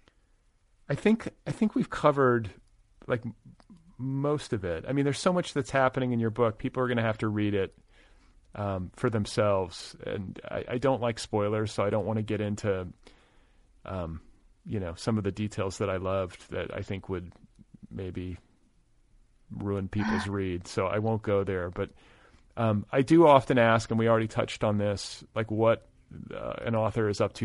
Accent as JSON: {"language": "English", "region": "Midwest", "country": "United States", "tie": "born or raised there", "also_born_or_lived": "Boulder", "moved": "as an adult", "said": "I grew up in the Midwest"}